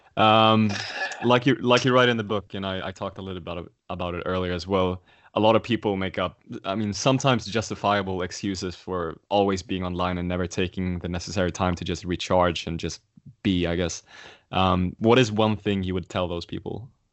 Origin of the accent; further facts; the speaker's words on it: Sweden; moved away; my home country, Sweden